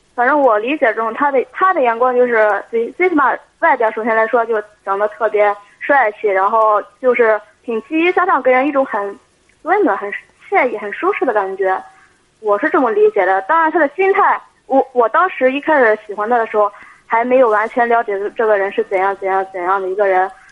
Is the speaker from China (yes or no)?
yes; Shanghe, Shandong, China; 我家是商河